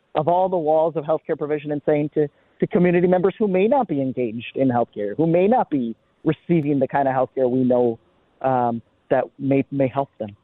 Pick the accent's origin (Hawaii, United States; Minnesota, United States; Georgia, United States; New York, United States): Minnesota, United States; Minneapolis; I grew up in, in the Twin Cities